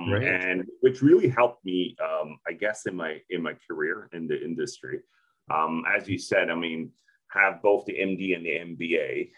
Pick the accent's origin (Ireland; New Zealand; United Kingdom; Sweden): Sweden; also born or lived in Turkey; now in Japan; So yeah, well, it's been a while, you know, I grew up in Sweden, so in Europe. Spent most of my time there, but also had the opportunity to, move around other countries as well.